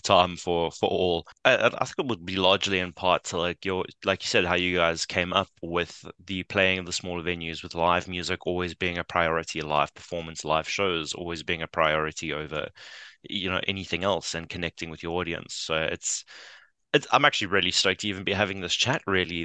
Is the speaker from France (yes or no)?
no; South Africa; we as South Africans